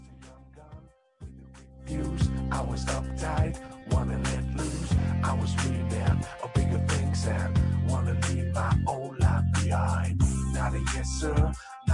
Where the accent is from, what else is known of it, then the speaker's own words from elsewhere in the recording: Ohio, United States; I grew up in Ohio